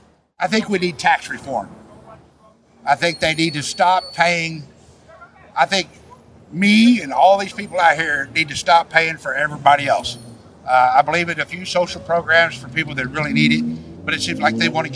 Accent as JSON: {"language": "English", "town": "Fayette", "region": "Missouri", "country": "United States", "tie": "born or raised there"}